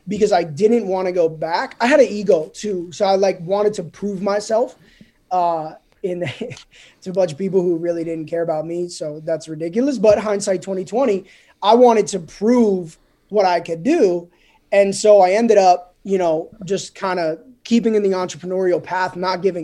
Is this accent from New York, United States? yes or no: no; New Jersey, United States; moved away as an adult; I grew up in Jersey, spent the first 25 years of my life in Jersey. You know, born and raised